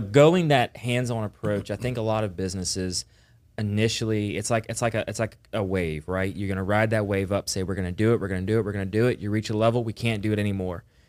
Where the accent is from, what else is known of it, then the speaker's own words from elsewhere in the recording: the South, United States; we're from the South